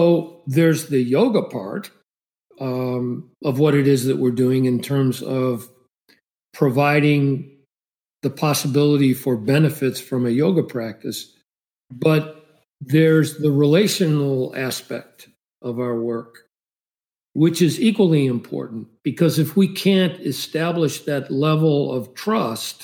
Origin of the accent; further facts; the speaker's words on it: Chicago, Illinois, United States; I grew up in Chicago, multiracial environment